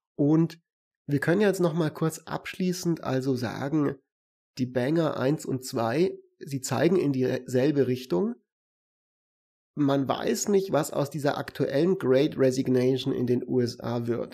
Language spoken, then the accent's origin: German; Germany; bei uns in Deutschland